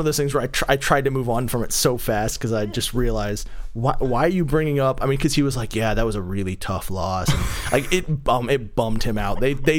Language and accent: English; Raleigh, North Carolina, United States; I grew up in North Carolina, Raleigh.